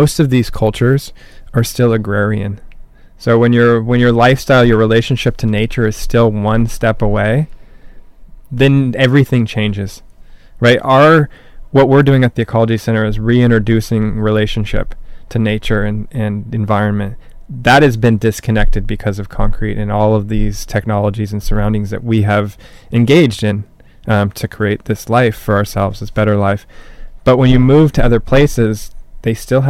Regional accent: Newport Beach, California, United States; I grew up in Newport

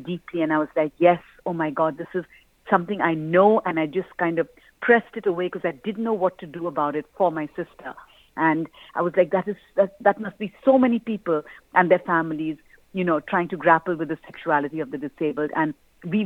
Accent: India; I grew up in India

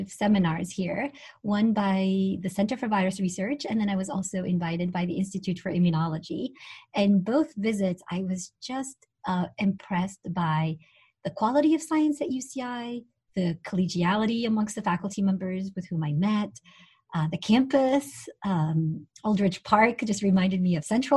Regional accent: Tunisia; moved away; I'm originally from Tunisia

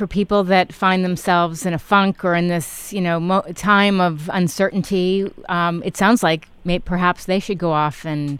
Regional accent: New York, United States; I grew up in New York, so I get it.

